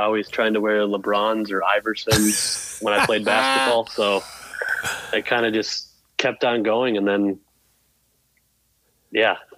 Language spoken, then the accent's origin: English; Minnesota, United States; I'm a Minnesotan, so I grew up as a fan of Joe Mauer